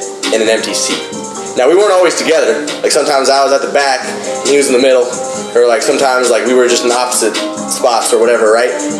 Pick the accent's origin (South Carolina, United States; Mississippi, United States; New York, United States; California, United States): South Carolina, United States; Fort Mill; I was born near Charlotte, North Carolina